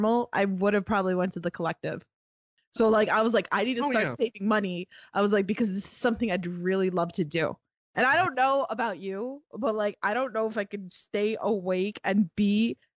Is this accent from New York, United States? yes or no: yes; New York, United States; I'm from New York.